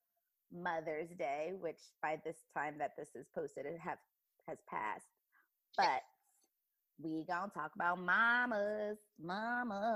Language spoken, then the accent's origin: English; Bloomfield, Connecticut, United States; moved away as an adult; also born or lived in Philadelphia, Pennsylvania; daughter in Bloomfield, Connecticut